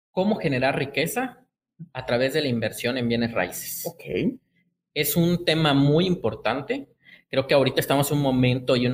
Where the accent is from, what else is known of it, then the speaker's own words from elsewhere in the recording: Chiapas, Mexico; Pues como soy chiapaneco, la verdad es que cochito.